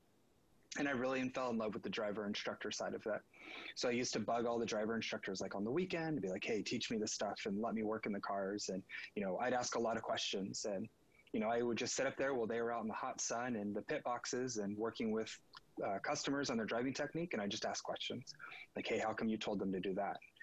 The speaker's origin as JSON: {"language": "English", "area": "Napa Valley and the Bay Area", "region": "California", "country": "United States", "said": "I'm from the Napa Valley and the Bay Area in California"}